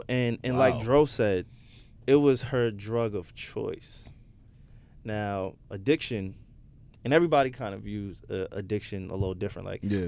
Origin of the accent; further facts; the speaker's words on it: New York City, New York, United States; I grew up in Queens